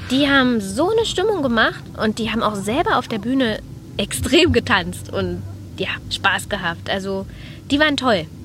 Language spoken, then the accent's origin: German; Berlin, Germany; wir kommen aus Berlin.